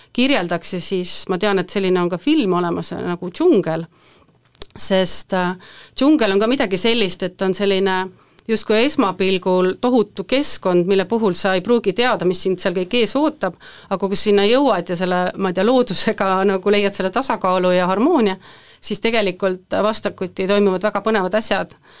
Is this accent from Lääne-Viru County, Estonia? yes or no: no; Võhma, Viljandi County, Estonia; ma olen pärit Võhmast, üpris siit lähedalt